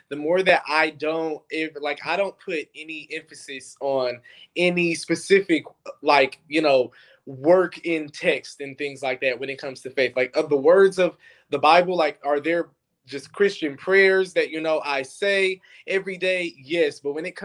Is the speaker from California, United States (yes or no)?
no; Detroit, Michigan, United States; I grew up in Detroit